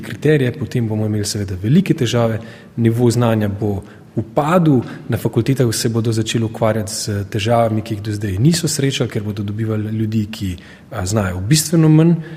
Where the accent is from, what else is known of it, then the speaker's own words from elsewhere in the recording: Slovenia; Jaz tudi znam govoriti slovensko, se sem rojen v Sloveniji